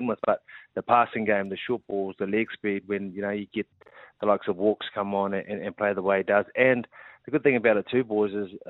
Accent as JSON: {"language": "English", "region": "Auckland", "country": "New Zealand", "tie": "born or raised there", "said": "being a boy growing up here in South Auckland first and then, you know, sort of just enjoying being born and bred in Auckland"}